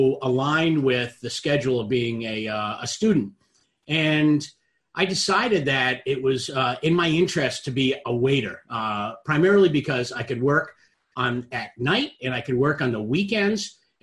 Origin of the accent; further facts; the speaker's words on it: Boston, Massachusetts, United States; I was candidly on the couch. I'm from Boston, and I was watching the Boston Bruins play